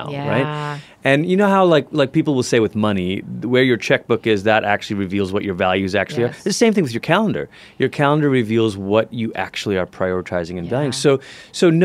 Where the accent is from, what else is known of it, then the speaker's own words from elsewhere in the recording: Malaysia; moved away as an adult; also born or lived in United States; I grew up in Malaysia. It's where I'm originally from